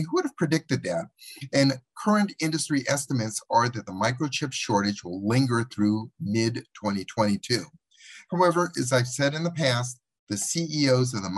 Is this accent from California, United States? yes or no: yes; Los Angeles, California, United States; Los Angeles, my hometown